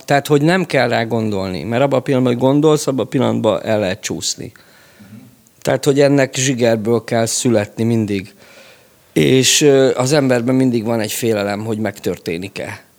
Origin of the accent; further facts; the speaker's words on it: Budapest, Hungary; én Csepeli vagyok, ott, ö, működött a Vidám Park zenekar